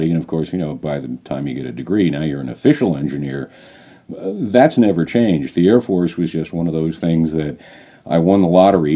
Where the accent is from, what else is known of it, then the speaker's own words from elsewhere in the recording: East Coast, United States; moved away as an adult; now in New Mexico, United States; I asked to be put back on the East Coast, you know, home, family, friends